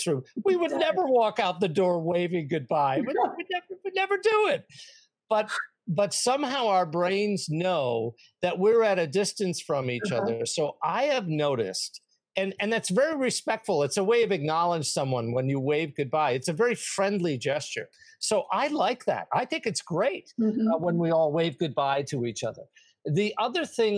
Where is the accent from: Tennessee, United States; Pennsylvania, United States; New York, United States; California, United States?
New York, United States; I'm from New York